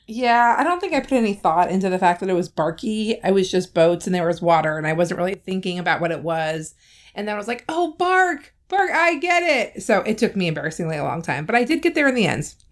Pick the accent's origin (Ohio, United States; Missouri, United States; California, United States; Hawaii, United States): California, United States; moved away; I grew up in California where middle school starts in the seventh grade.